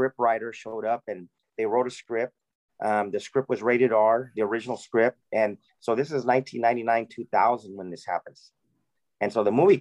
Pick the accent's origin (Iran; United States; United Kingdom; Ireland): United States; McFarland, California; growing up in McFarland.